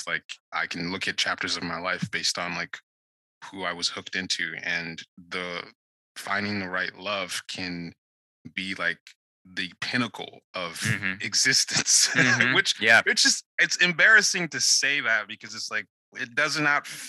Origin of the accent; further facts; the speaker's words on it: Nigeria; moved away; I grew up in Nigeria